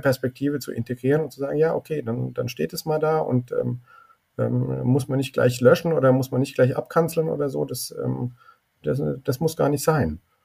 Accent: Germany; Ich bin sehr gerne in Deutschland groß geworden

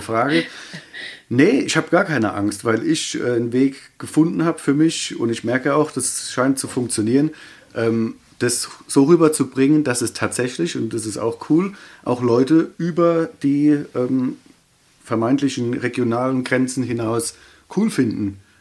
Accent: Ludwigshafen, Rhineland-Palatinate, Germany; accent: Kurpfälzisch; Quasi in Ludwigshafen halt. Ähm, quasi mein Kindheit, also da, wo ich geboren bin und wo ich aufgewachsen bin, ähm, das ist für mich Heimat.

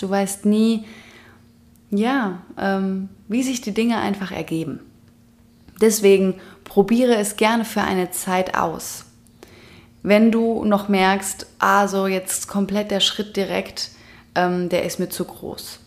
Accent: Germany; moved away as an adult; in Deutschland geboren worden zu sein, in Deutschland aufgewachsen worden zu sein

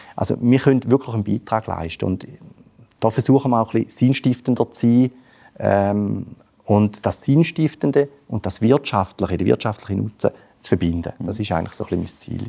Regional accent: Switzerland; Als Schweizer

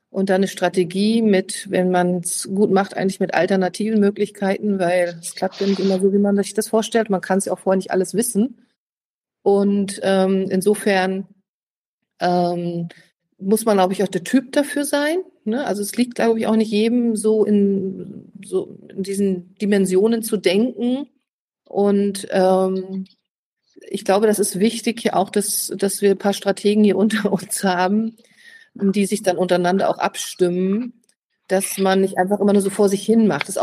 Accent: Neustrelitz, Mecklenburg-Vorpommern, Germany; Ich komme aus Neustrelitz.

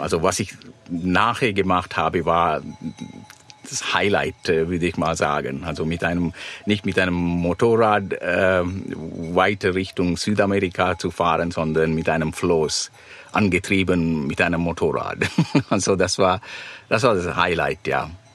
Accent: Sri Lanka; German is a second language; moved away; ich komme aus Sri Lanka

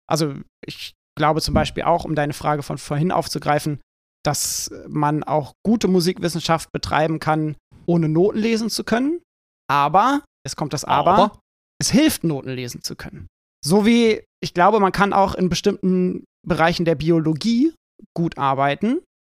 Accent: Schleswig-Holstein, Germany; moved away; ich bin in einer Kleinstadt in Schleswig-Holstein aufgewachsen

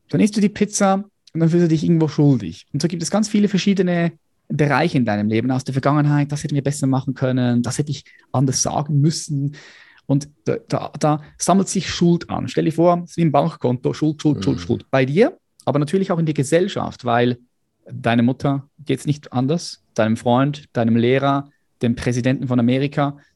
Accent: Switzerland; ich bin von der Schweiz

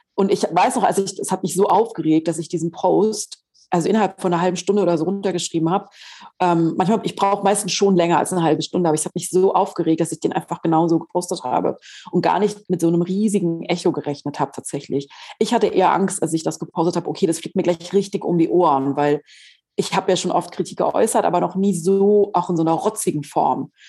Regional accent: Southern Germany, Germany; Ich komme ja aus Süddeutschland.

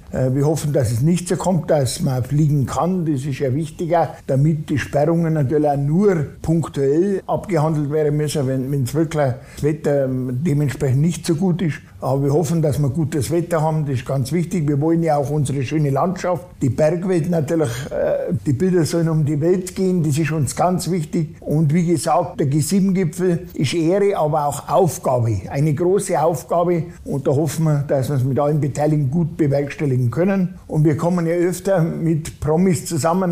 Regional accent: Ammertal and Ammergau, Graswangtal, Bavaria, Germany; In meiner Heimatregion Ammertal und Ammergau äh, Graswangtal

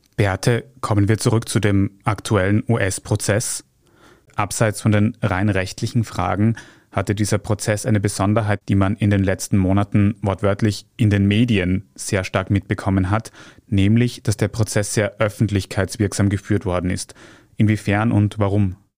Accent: Austria; bei uns in Österreich

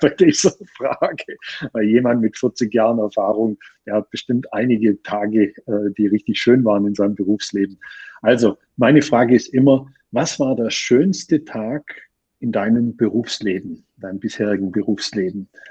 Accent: Austria; bei uns in Österreich

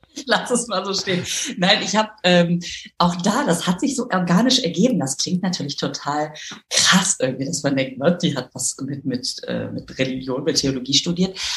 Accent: Düsseldorf, North Rhine-Westphalia, Germany; now in Münster, Germany; Ich bin äh, in Düsseldorf aufgewachsen

